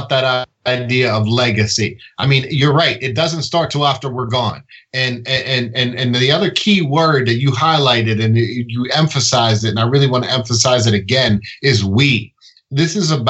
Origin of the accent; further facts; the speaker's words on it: Pittsburgh, Pennsylvania, United States; I grew up in Pittsburgh